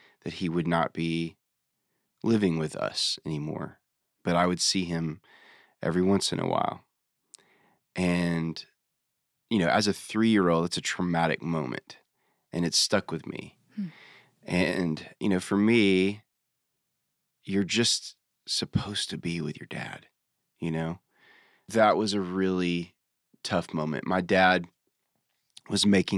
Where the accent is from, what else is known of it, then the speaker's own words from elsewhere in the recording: Nashville, Tennessee, United States; I was born in Nashville. So Nashville has always been my home